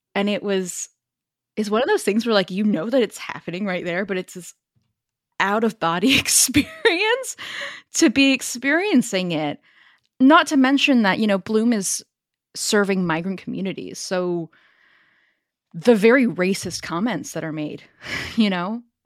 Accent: Silicon Valley, California, United States; accent: Northern California; moved away as an adult; also born or lived in Paris, France; now in London, United Kingdom; I grew up in the Silicon Valley, born and raised.

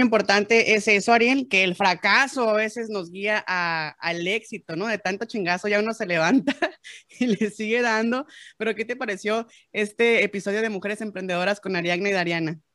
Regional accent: Mexico

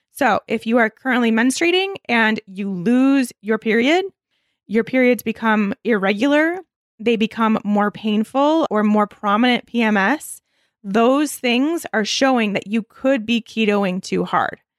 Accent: Michigan, United States; I grew up in Michigan

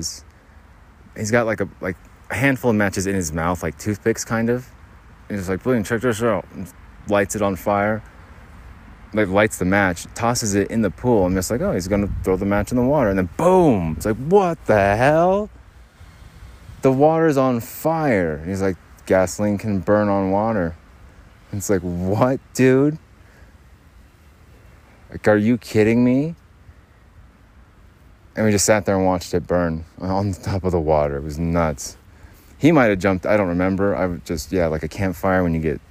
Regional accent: Arizona, United States; now in Utah, United States; I'm from Arizona. Fireworks are completely illegal there

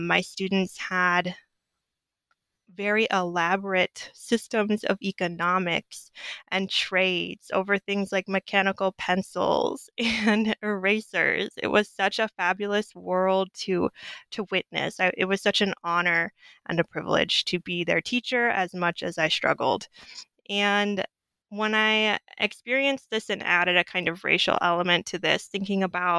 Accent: Southwest, United States; coming from grad school or coming from undergrad from the North, growing up in the Southwest, teaching at an all-Black school, fourth graders.

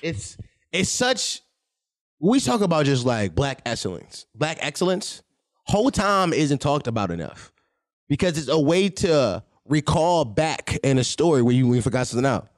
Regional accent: Philadelphia, Pennsylvania, United States; I'm from Philadelphia, born and raised

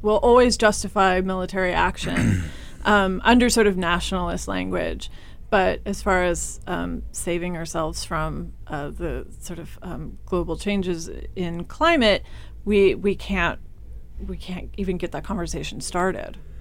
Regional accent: Kansas, United States; I'm, I'm from Kansas. Um, small rural Kansas

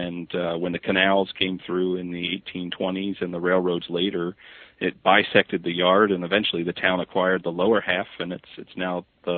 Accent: Northumberland, Pennsylvania, United States; I grew up in Northumberland, Pennsylvania, which actually is where Joseph Priestley settled when he came

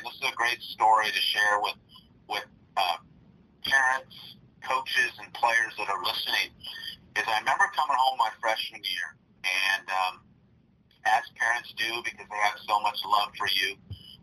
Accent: Cerritos, California, United States; I was a local product, as you said. I grew up in Cerritos, prepped at Cerritos High School

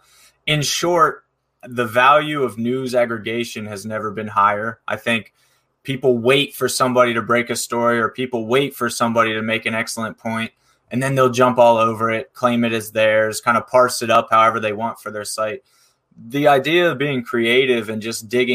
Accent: Pittsburgh, Pennsylvania, United States; I'm from Pittsburgh, Pennsylvania

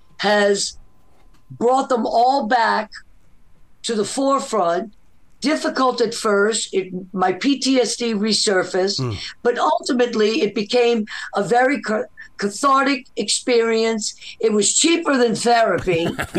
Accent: New Orleans, Louisiana, United States; also born or lived in Nicaragua; Well, I'm half from New Orleans and half from Nicaragua.

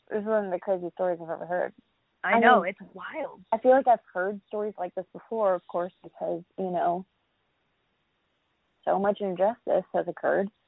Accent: Florida, United States; We were born in Florida

